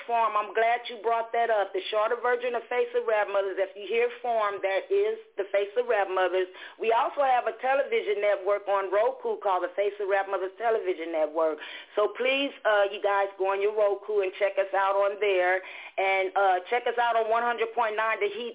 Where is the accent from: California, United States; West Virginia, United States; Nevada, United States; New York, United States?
California, United States; Los Angeles; I'm just a little lady born and raised in South Central LA here in California.